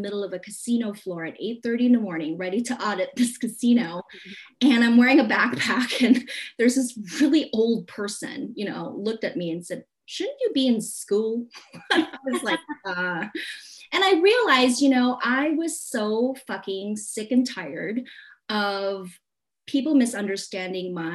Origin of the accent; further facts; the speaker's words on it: Hong Kong; moved away; I was born in Hong Kong, so I was very familiar with the traditions of feng shui and all that stuff